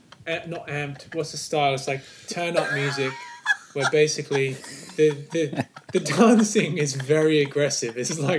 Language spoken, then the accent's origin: English; Australia; where I grew up in Australia.